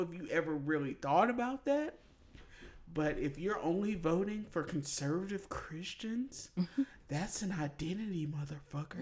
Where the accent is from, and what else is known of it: Mississippi, United States; born or raised there